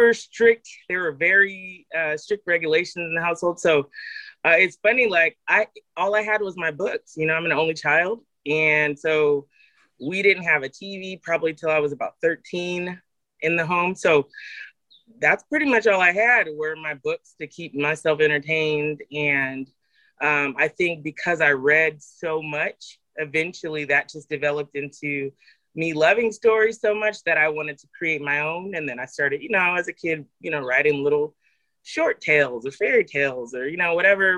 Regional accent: Central Valley, California, United States; I grew up in the Central Valley

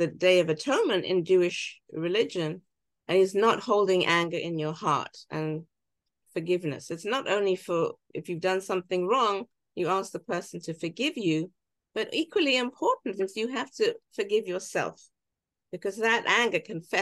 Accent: England, United Kingdom; now in United States; So I can see the wonderful opportunities as a British immigrant

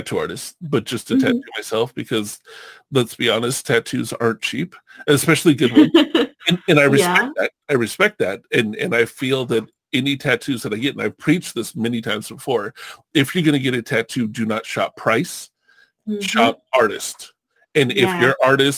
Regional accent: California, United States; I grew up surfing in California, when I was like 12, 13 years old

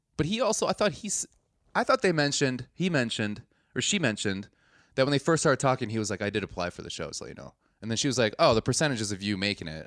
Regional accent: Milwaukee, Wisconsin, United States; I'm not from a small town. I'm from Milwaukee, the sixteenth biggest city in the United States

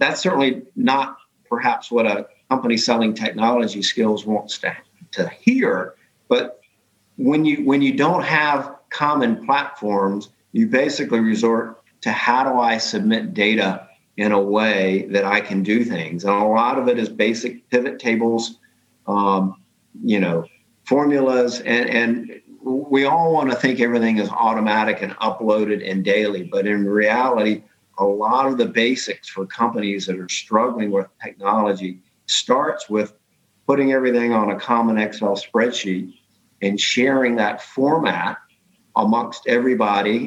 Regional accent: United States; being an American

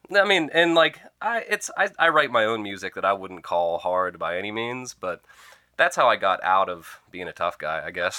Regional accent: Oil City, Pennsylvania, United States; moved away; I come from Oil City, Pennsylvania, birthplace of the oil industry

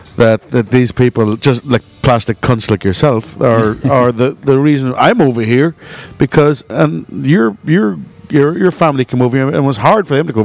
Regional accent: Saginaw, Michigan, United States; I'd say, I'm from Saginaw, Michigan.

